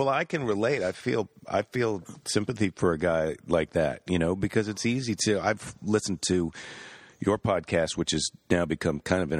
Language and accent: English; Midwest, United States; now in California, United States; I grew up in the Midwest